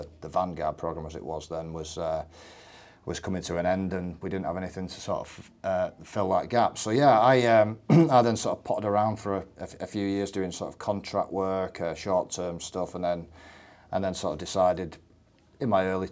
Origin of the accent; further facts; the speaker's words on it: Barrow-in-Furness, North West England, United Kingdom; I'm from Barrow in the south of the county